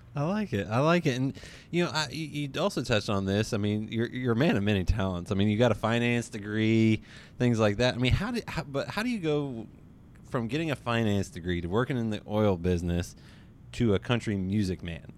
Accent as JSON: {"language": "English", "region": "West Virginia", "country": "United States", "tie": "born or raised there", "said": "I grew up in West Virginia"}